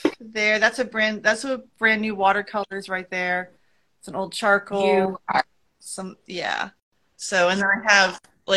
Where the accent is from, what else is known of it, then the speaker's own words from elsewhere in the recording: New England, United States; moved away as an adult; also born or lived in Vermont; now in Monterey, United States; Having grown up in New England